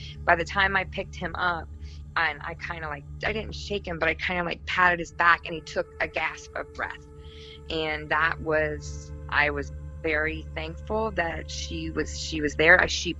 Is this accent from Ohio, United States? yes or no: yes; Ohio, United States; I'm from Ohio